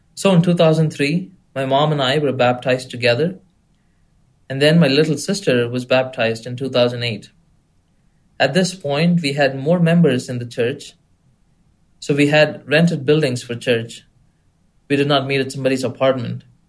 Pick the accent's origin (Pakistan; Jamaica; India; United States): India; moved away; people that knew that I was from India.